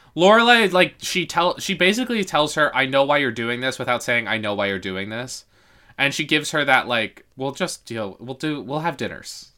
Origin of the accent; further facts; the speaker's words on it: Yonkers, New York, United States; at our favorite hot dog truck in my hometown, Yon, in Yonkers